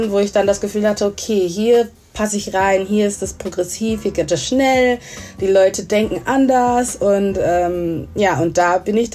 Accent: Essen, North Rhine-Westphalia, Germany; ich bin in Essen aufgewachsen, komme aus Ghana, und genau

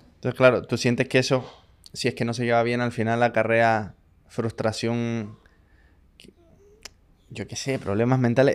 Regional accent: Chile; yo siendo chileno

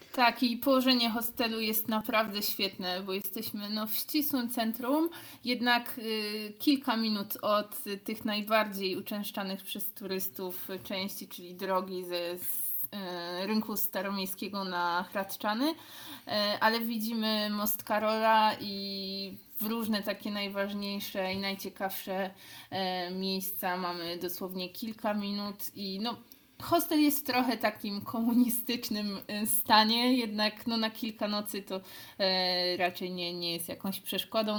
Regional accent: Cieszyn, Silesian Voivodeship, Poland; jesteśmy z Cieszyna

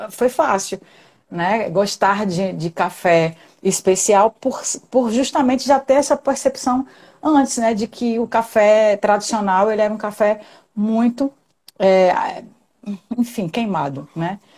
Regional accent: Pernambuco, Brazil; now in Natal, Brazil; Eu sou quem... pernambucana

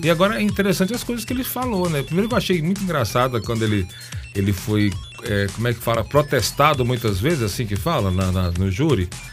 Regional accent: Bahia, Brazil; Eu sou baiano, eu sou do axé

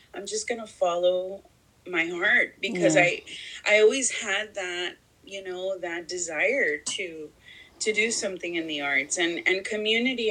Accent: Houston, Texas, United States; moved away as an adult; also born or lived in Laredo, Texas / Chicago; I grew up in Houston, in a predominantly African-American community

